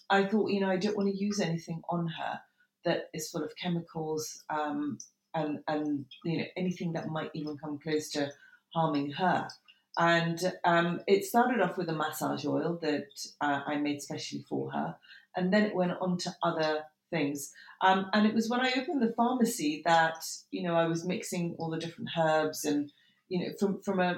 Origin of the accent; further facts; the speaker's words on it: Tehran, Tehran Province, Iran; now in United Kingdom; I was born in Tehran, and then we came and went over the years.